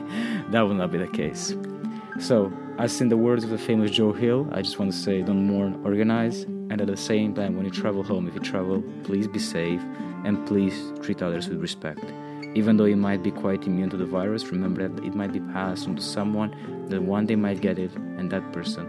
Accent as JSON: {"language": "English", "country": "Romania", "moved": "yes", "lives_now": "Maine, United States", "said": "Romania, my home country as well"}